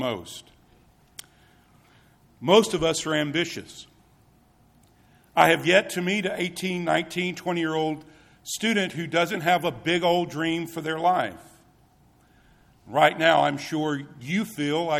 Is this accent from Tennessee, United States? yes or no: yes; Tennessee, United States; moved away; I am from Tennessee